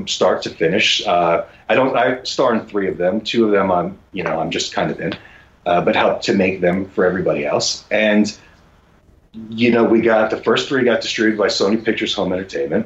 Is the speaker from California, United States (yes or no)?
no; New York, United States; moved away as an adult; now in Los Angeles, United States; I was born and raised in New York. I'm a New Yorker